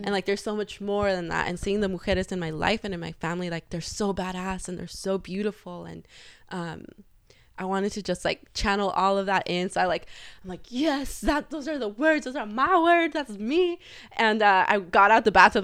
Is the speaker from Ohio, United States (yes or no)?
no; Los Angeles, California, United States; I grew up in the San Fernando Valley, 818